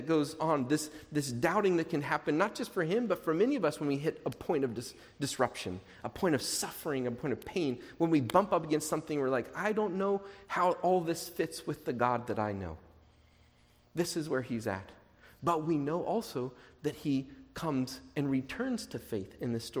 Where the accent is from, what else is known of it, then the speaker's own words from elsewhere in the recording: Portland, United States; I grew up in churches in Portland.